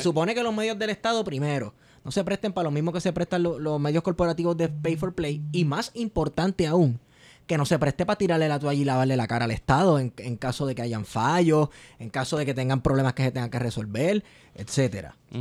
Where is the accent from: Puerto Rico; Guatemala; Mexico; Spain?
Puerto Rico